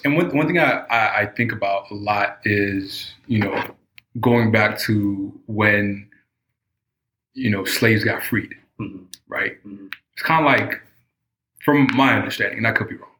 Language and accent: English; United States; I consider myself an African American, mm-hmm. right? Still having my African roots, mm-hmm. but I know I grew up in an American culture